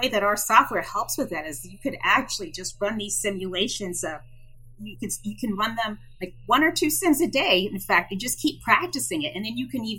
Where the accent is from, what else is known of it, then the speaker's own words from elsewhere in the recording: New Jersey, United States; born there; also born or lived in Iceland; I was born in New Jersey, but I've actually lived everywhere because I'm a Navy brat. So because of that, I've lived all over the U.S. and even in Iceland.